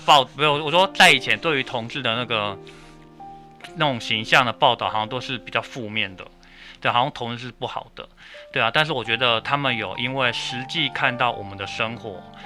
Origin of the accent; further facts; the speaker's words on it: Pingtung County, Taiwan; moved away; 我的老家是在 是在屏东